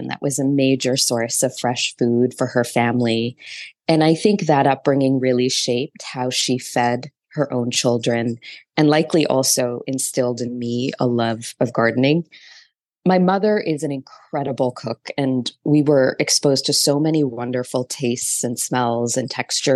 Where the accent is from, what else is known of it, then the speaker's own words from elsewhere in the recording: Toronto, Ontario, Canada; now in New York City, United States; I live in New York City, though I grew up in Toronto.